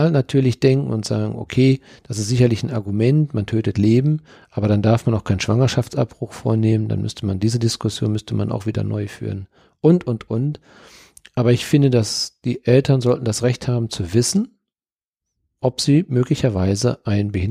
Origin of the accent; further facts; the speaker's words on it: Dortmund, North Rhine-Westphalia, Germany; ich komme ja nun aus Dortmund und wir haben auf dem Hauptfriedhof waren wir Kinder, da waren wir als Kinder, waren wir Schlitten fahren, weil dort waren die schönsten Hügel.